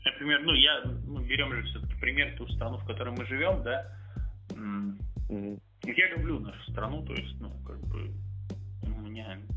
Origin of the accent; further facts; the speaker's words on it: Belarus; Сербы, славе, Словения, Словаки, украинцы, мы, белорусы.